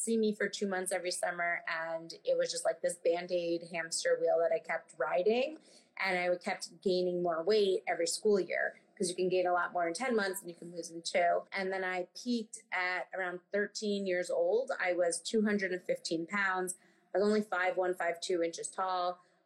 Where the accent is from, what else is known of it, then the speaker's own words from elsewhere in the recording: New York City, New York, United States; I grew up on the Upper West Side in Manhattan